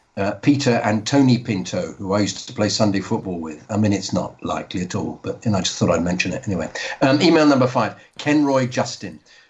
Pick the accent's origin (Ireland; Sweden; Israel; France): Sweden; English is a second language; As a kid that is born and raised in Sweden with Chilean parents that is of pure Spanish descent